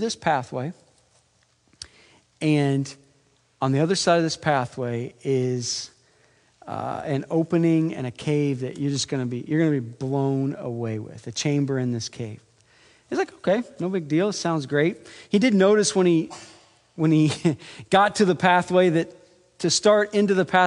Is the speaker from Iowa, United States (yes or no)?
yes; Iowa, United States; I'm from Iowa